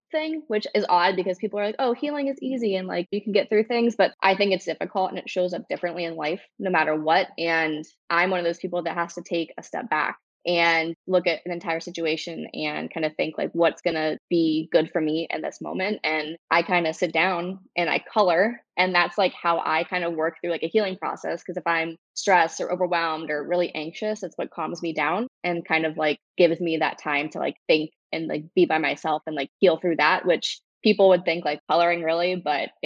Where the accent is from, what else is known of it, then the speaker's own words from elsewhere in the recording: Cincinnati, Ohio, United States; now in Dayton, United States; I've lived in Dayton for, 8 years now. I moved from Cincinnati, so Ohio native.